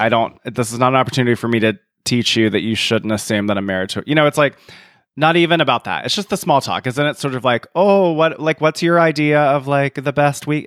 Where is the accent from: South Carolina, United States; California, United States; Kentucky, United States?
South Carolina, United States; moved away; I'm from South Carolina.